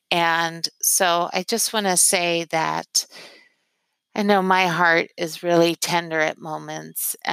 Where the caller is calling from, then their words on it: Philadelphia, Pennsylvania, United States; I am calling from Philadelphia.